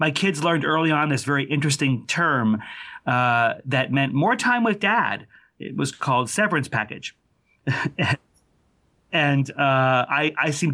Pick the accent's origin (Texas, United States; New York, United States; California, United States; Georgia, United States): New York, United States; outside New York City, United States; I grew up outside New York City